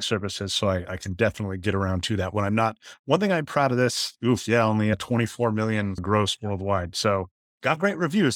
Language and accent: English; Denver, Colorado, United States; moved away; I'm from Denver, Colorado originally